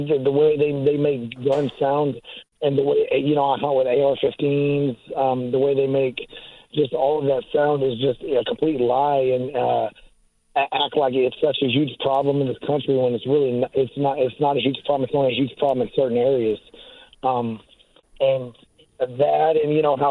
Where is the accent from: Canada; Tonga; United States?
United States; Texas; I'm from Texas. I grew up, you know, a small country town kid from Texas